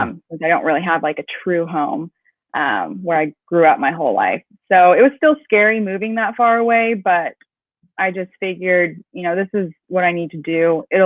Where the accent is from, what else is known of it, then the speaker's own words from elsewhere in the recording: Minot, North Dakota, United States; born there; also born or lived in Pakistan / Philippines / Venezuela; So I was born in North Dakota, Minot. So if you know where that is, it's about 30 minutes from the border of Canada.